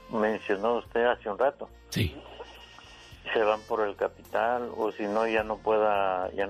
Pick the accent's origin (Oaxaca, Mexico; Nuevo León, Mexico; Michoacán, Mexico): Michoacán, Mexico; now in Arizona, United States; soy de Michoacán.